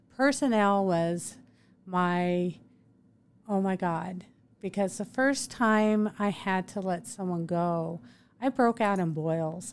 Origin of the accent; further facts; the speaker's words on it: Moscow, Idaho, United States; moved away as an adult; now in Meridian, United States; I grew up in Moscow in northern Idaho